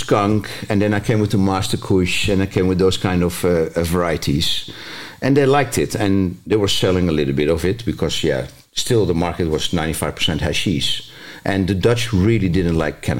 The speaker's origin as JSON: {"language": "English", "country": "Zambia", "tie": "born or raised there", "also_born_or_lived": "Mozambique / Mauritania / Malaysia / Singapore", "said": "as you know, I grew up in Africa, so I spent a lot of years there in Zambia, Mozambique, Mauritania, later Malaysia, Singapore, Indonesia, because my father was a miner."}